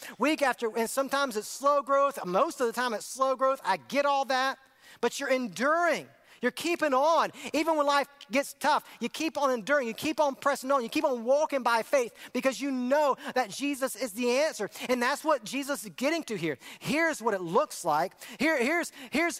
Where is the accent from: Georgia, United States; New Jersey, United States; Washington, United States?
Georgia, United States; Augusta; It started in Augusta, Georgia, my hometown